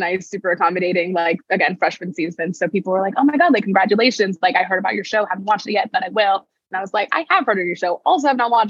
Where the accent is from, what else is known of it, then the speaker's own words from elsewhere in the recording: Northern Virginia, United States; moved away as an adult; also born or lived in Paris; Born and raised in Northern Virginia.